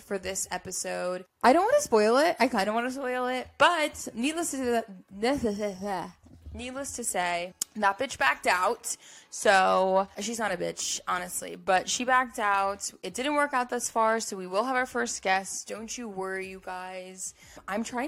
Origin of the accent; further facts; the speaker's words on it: United States; as an American